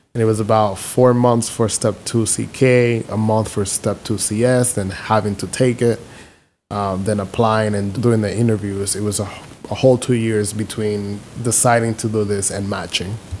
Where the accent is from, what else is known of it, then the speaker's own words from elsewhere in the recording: Dominican Republic; moved away as an adult; also born or lived in Philadelphia, United States / Houston, United States; now in Chicago, United States; I'm from Dominican Republic, born and raised